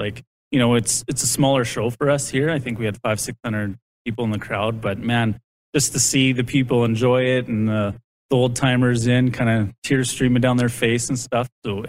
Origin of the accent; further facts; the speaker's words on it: Saskatchewan, Canada; You know, we're all from Saskatchewan too, which is kind of cool.